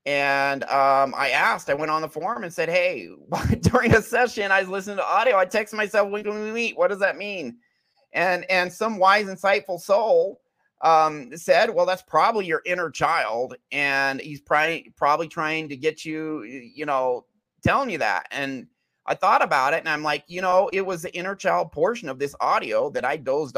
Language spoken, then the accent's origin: English; Alaska, United States; born there; also born or lived in Utah; I lived in Utah for many years, but I was born in Alaska.